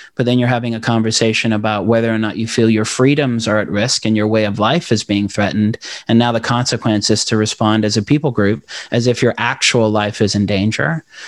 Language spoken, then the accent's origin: English; Knoxville, Tennessee, United States; also born or lived in South Africa / Democratic Republic of the Congo / Maryville, Tennessee; My family came over on asylum status from Congo in Zaire in the early nineties to Knoxville, Tennessee